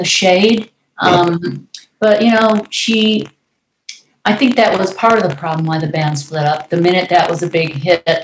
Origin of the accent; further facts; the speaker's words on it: Detroit, Michigan, United States; moved away; also born or lived in Los Angeles; I'm from Detroit